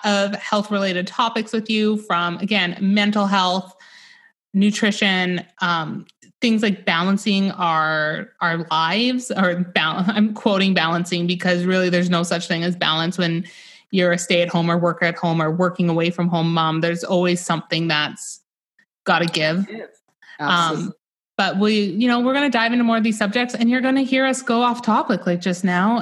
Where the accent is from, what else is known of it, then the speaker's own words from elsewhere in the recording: Northern British Columbia, Canada; I live in Northern British Columbia in Canada